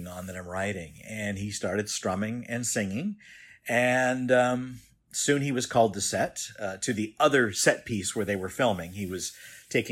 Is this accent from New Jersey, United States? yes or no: no; Los Angeles, California, United States; moved away as an adult; now in Lodi, United States; I live in Lodi, California, and I'm originally from Southern California in what's known as the San Fernando Valley in the Studio City and Sherman Oaks area.